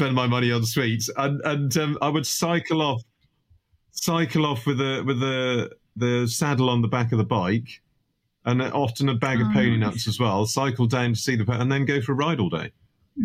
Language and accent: English; Gower Peninsula, South Wales, United Kingdom; moved away; I was born and brought up in South Wales on the Gower Peninsula.